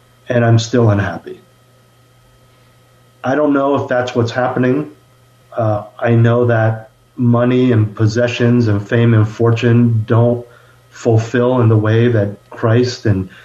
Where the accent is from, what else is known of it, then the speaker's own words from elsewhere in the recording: Bay Area, California, United States; moved away as an adult; also born or lived in Los Angeles; I was born and raised in the Bay Area, born to two immigrant parents.